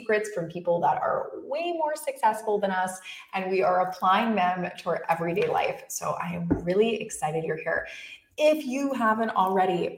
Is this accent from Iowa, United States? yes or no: no; West Palm Beach, Florida, United States; West Palm Beach, Florida. Woo, my hometown